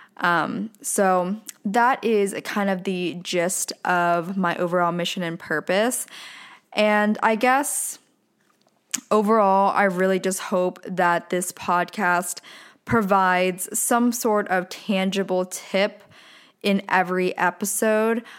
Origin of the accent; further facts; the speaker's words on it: Pennsylvania, United States; now in Southern California, United States; I was born and raised in a very small town in Pennsylvania